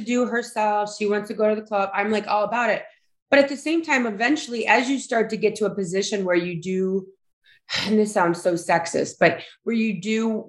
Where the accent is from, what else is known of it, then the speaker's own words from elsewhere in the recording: Cleveland, Ohio, United States; We're both from Ohio. From Cleveland.